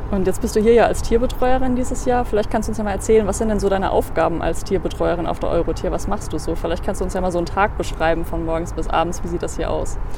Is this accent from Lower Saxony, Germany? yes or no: yes; Jever, Lower Saxony, Germany; also born or lived in Kiel; ich komme aus Jever, das ist im wunderschönen